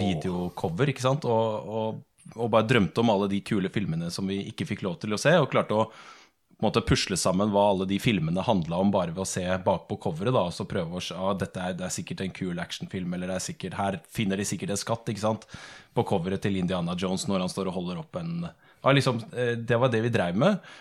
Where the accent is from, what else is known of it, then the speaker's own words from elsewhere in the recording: Sandefjord, Vestfold, Norway; Jeg er fra Sandefjord